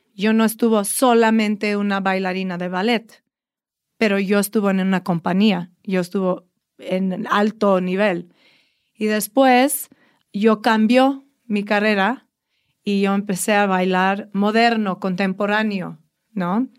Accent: New York City, New York, United States; Spanish is a second language; moved away as an adult; now in Mexico; Pues soy americana. Yo nací en uh, Brooklyn, New York.

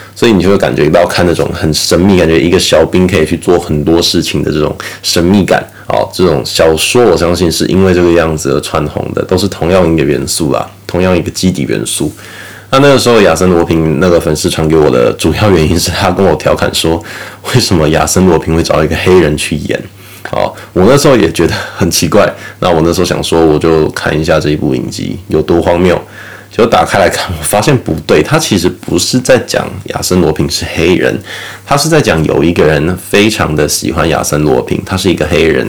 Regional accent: Taiwan; now in Australia; 我们台湾人是怎么样去看待川普他推特被封禁的这个问题啦

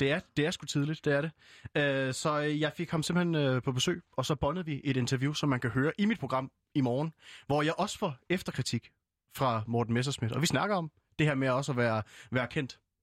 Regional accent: Fredericia, Southern Denmark, Denmark; jeg er jo øh, født og opvokset i Fredericia

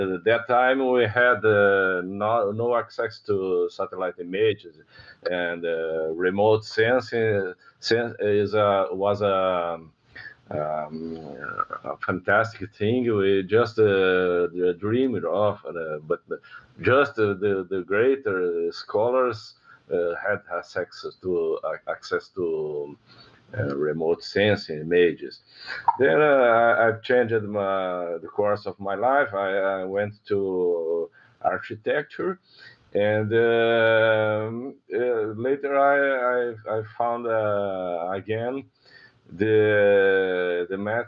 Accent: Porto Alegre, Rio Grande do Sul, Brazil; I'm living in Porto Alegre. I was born here in the southernmost state of Brazil, Rio Grande do Sul

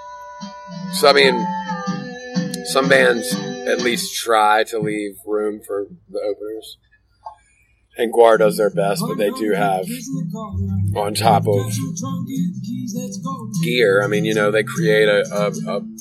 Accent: Wilmington, North Carolina, United States; right smack dab in the middle of our hometown

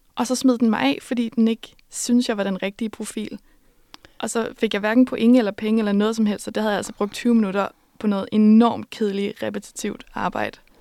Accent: Denmark; jeg var fra Danmark

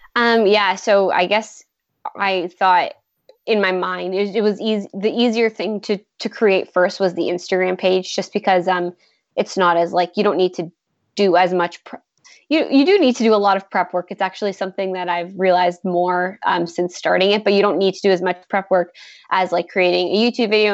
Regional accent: Toronto, Ontario, Canada; I'm from Toronto

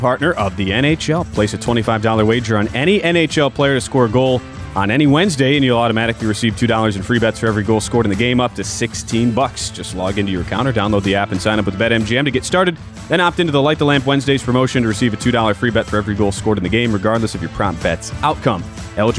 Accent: Milwaukee, Wisconsin, United States; now in Las Vegas, United States; He's in Minneapolis, though, unlike me being from Milwaukee.

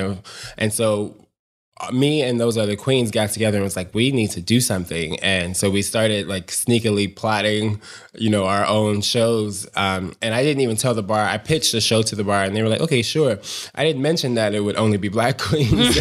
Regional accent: Chicago, Illinois, United States; I grew up, born and raised south side of Chicago

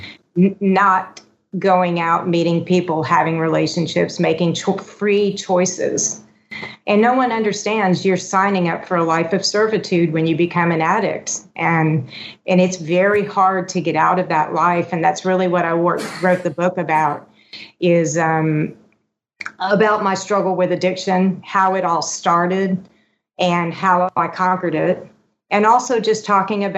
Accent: Houston, Texas, United States; born or raised there; also born or lived in California

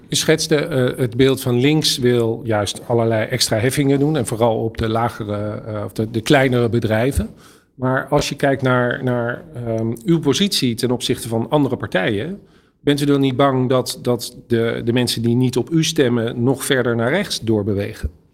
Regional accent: Het Gooi, North Holland, Netherlands; ik kom uit Gooi

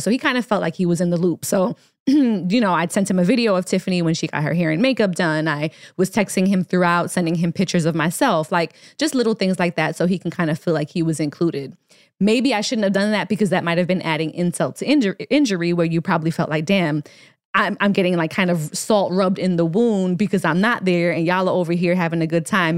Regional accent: Jamaica; moved away; Jamaica is our favorite place to, to visit. It's where I'm from. We're both dual citizens

